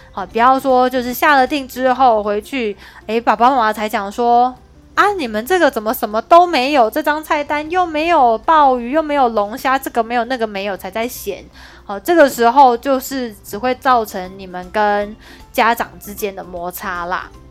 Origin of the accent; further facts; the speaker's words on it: Kaohsiung, Taiwan; 因为我是高雄人